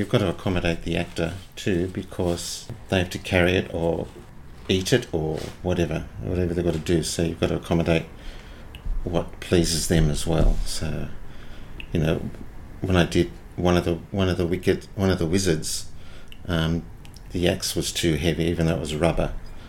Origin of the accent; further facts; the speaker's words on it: Seaforth, New South Wales, Australia; On that hill is Seaforth, but we were in the gully. We didn't have a water view.